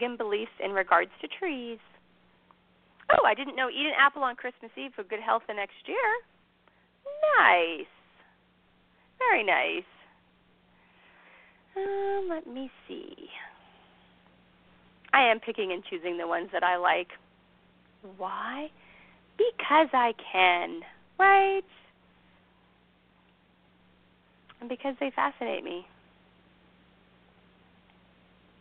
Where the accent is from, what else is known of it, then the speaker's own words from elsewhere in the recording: Ireland; I'm Irish